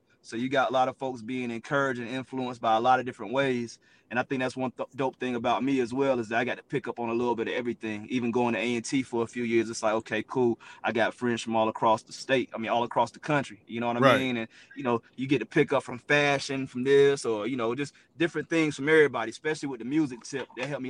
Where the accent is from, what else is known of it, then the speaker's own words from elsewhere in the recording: the Carolinas, United States; Growing up in the Carolinas was real dope as well.